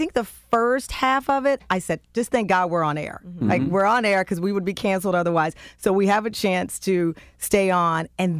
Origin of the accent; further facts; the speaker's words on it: the South, United States; I can't play spades, and I'm from the South.